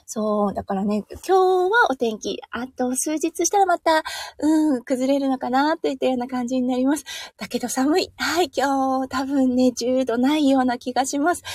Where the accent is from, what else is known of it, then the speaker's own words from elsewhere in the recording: Iwate, Japan; moved away as an adult; now in Australia; 岩手県出身なので